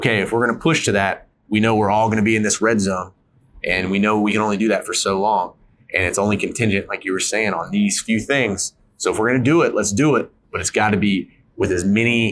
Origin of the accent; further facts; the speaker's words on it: North Carolina, United States; now in Utah, United States; I grew up in North Carolina. I didn't grow up in the mountains of Utah.